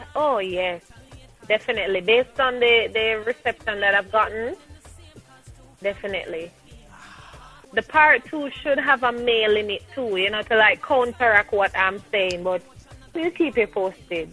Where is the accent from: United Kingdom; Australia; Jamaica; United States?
Jamaica; so I'm a Jamaican. I embrace my nationality.